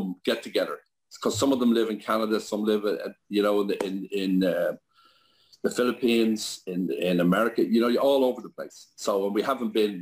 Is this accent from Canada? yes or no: no; Dublin, Leinster, Ireland; I was born and reared in Sutton or Baldoyle